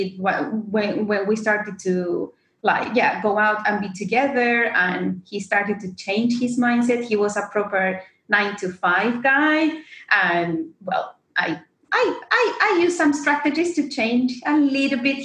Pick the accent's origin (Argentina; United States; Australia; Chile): Argentina; moved away as an adult; now in London, United Kingdom; I am originally from Argentina, but living in London for the last 6 years, seven